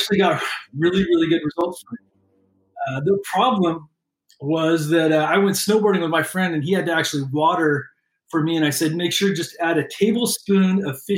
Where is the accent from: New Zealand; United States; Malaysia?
United States; Bay Area, California; also born or lived in Portland, Oregon / Texas; born in Portland, Oregon, raised in the Bay Area. I lived in Texas when I was real little.